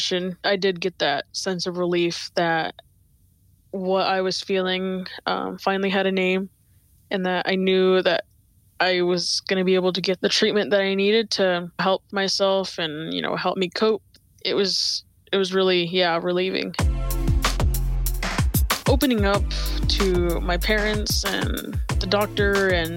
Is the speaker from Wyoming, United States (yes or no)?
yes; Riverton, Wyoming, United States; I am 17 years old, and I am from Riverton, Wyoming.